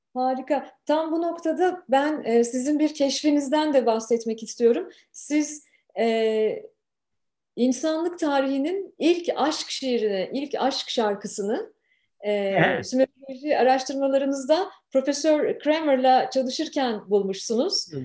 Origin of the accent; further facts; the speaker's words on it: Turkey; now in Canada; Bu yayını gurbetten yapıyorum. Memleketten 8500 kilometre uzaktan yapıyorum